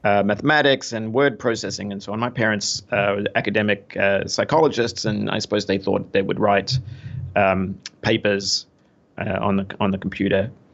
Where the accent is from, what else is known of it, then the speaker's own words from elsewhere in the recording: Melbourne, Victoria, Australia; moved away as an adult; now in New York City, United States; I am Australian. I was, uh, bo-, born and raised in, uh, in Melbourne, Australia.